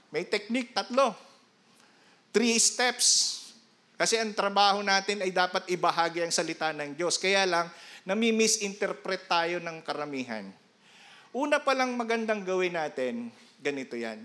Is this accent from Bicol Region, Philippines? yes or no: yes; Iriga, Bicol Region, Philippines; moved away; doon sa amin sa Iriga